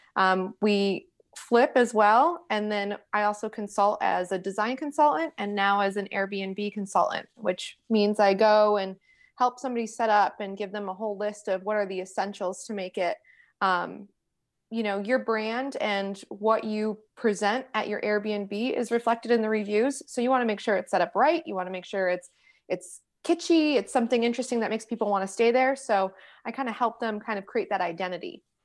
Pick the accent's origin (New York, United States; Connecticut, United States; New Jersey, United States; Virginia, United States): New York, United States; now in Charlotte, United States; I'm from New York, so I do talk with my hands.